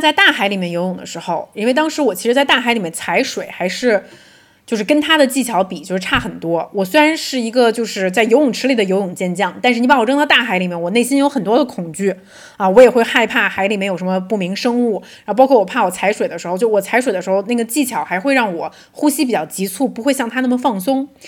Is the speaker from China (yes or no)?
yes; Beijing, China; moved away; also born or lived in London; 我们是从小出生在北京，是跟水没有什么关系的一个地方